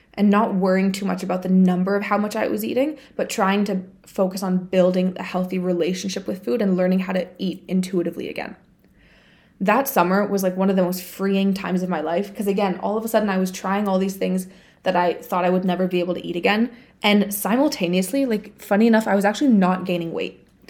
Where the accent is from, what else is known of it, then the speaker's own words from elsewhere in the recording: Bulgaria; moved away; I went back home to my home country. So, I went to Bulgaria